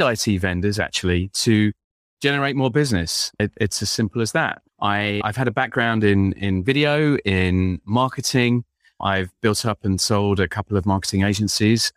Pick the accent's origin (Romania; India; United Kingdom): United Kingdom; London; now in Windsor, United Kingdom; I'm an Englishman. I was born in London